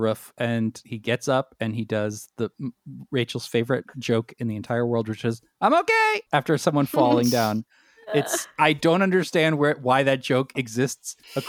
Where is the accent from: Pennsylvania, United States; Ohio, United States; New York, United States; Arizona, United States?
New York, United States; New York City; as a young boy growing up in New York City